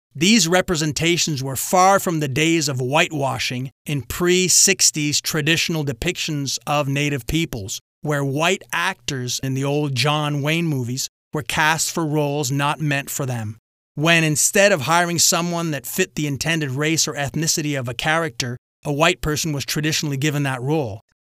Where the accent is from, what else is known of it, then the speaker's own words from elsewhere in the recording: Quebec, Canada; growing up in French Catholic Quebec